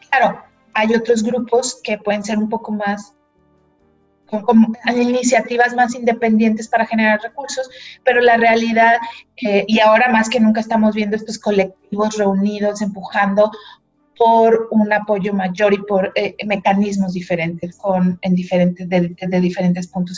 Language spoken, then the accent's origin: Spanish; Mexico; la primer mexicana eh, nacida y crecida, digamos, en México